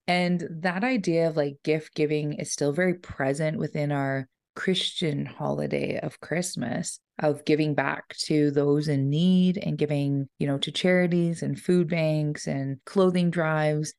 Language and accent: English; Ponoka, Alberta, Canada; growing up in Pinoka